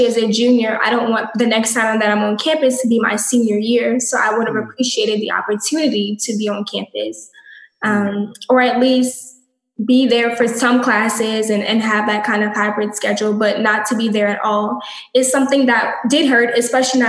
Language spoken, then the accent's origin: English; New Orleans, Louisiana, United States; I'm from the great city of New Orleans, Louisiana.